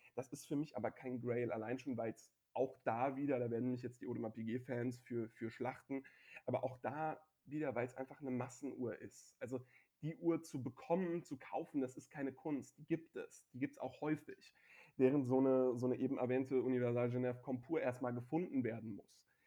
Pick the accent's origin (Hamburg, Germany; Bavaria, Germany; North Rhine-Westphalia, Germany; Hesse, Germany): Hesse, Germany; Frankfurt; dass ich als Frankfurter und sogar ähm, Höchster bzw. Sossenheimer ähm, nicht nur aus der Stadt, sondern sogar aus dem Stadtteil komme